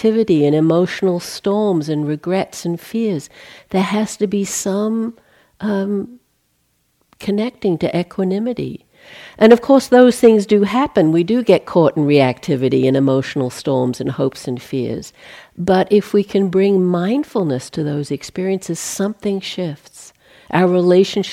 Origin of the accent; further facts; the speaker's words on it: Australia; moved away as an adult; I'm Australian, in case you pick up a weird kind of inflection, that's what that is. I left in 1980 and haven't been back to live there since, so spent more time out of the country than